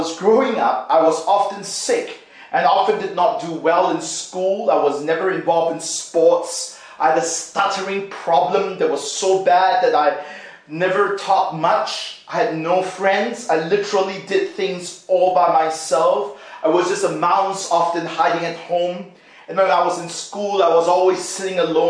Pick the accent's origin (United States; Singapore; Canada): Singapore; When I was growing up in Singapore, my dad was working at a pet shop